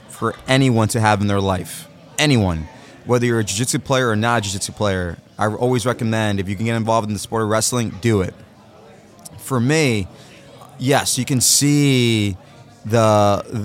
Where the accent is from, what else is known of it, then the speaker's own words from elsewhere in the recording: New York, United States; also born or lived in New Jersey; I'm from New York. I split time between New York, New Jersey.